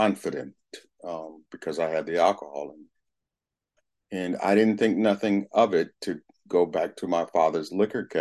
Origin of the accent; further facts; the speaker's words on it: Berkeley, California, United States; I was raised in Berkeley, California. Went through the Berkeley elementary schools